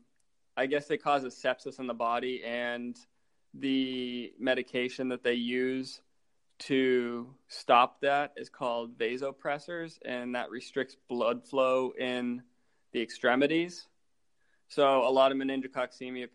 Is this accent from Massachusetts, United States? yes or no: yes; Dedham, Massachusetts, United States; a little bit southwest of Boston in Dedham, Massachusetts